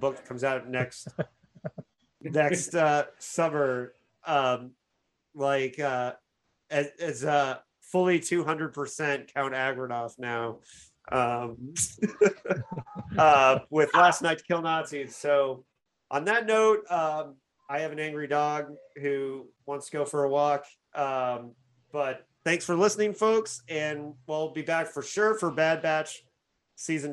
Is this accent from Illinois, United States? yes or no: yes; Bloomington, Illinois, United States; Bloomington, my hometown